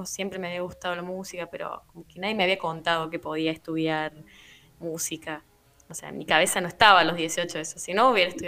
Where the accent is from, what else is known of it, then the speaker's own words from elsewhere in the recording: La Rioja, Argentina; now in Córdoba, Argentina; Actualmente estoy en la provincia de Córdoba, capital. acá, acá, me vine a estudiar, pero soy de La Rioja, capital.